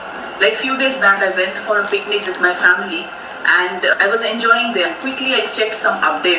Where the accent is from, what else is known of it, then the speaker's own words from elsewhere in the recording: India; now in Singapore; I'm originally from India, currently staying in Singapore.